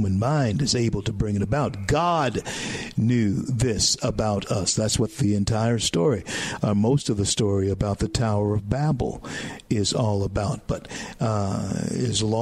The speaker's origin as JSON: {"language": "English", "region": "Louisiana", "country": "United States", "tie": "born or raised there", "said": "Louisiana, my home state"}